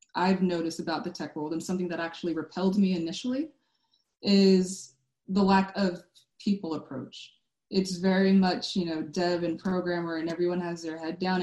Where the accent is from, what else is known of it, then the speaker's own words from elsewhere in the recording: Sacramento, California, United States; I'm from Sacramento